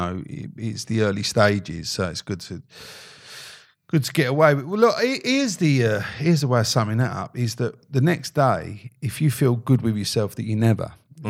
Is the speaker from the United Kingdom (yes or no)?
yes; London, United Kingdom; I'm from the East End. So our version of Simmons was a geezer called Woods. Woods the Bakers.